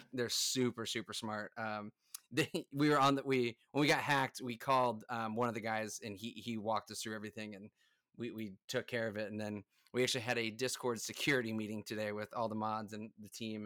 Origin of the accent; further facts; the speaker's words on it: United States; I'm from the United States